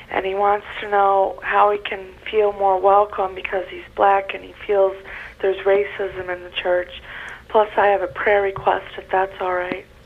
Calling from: Rochester, New York, United States; I'm from Rochester.

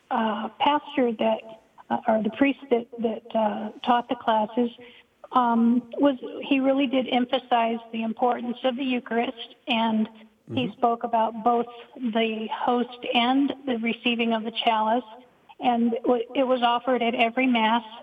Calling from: Charlotte, North Carolina, United States; From Charlotte, North Carolina.

